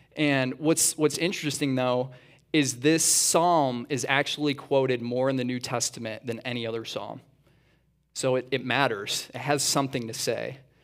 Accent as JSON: {"language": "English", "region": "east side of Michigan", "country": "United States", "tie": "born or raised there", "also_born_or_lived": "Atlanta", "moved": "as an adult", "said": "We actually grew up on the east side of Michigan originally"}